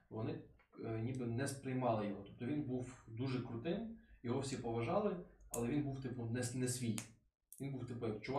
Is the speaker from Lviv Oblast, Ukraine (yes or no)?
no; Ternopil, Ternopil Oblast, Ukraine; moved away as an adult; now in Kyiv, Ukraine; я народився в Тернополі. Я вважаю себе тернополянином, галичанином, але по суті, моя мама і її родина з Волині, а батько і його родина вони з Поділля. Тобто, ну, коротше, з Кам'янця-Подільського